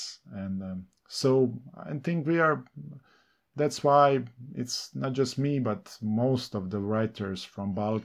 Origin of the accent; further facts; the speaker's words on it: Ljubljana, Slovenia; first language Serbo-Croatian; English is a second language; I grew up in Ljubljana, in a Fužine, which is very urban area